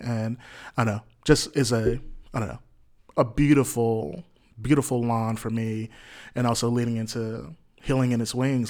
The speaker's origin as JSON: {"language": "English", "town": "Jackson", "region": "Mississippi", "country": "United States", "tie": "born or raised there", "said": "born and raised in Jackson, Mississippi here"}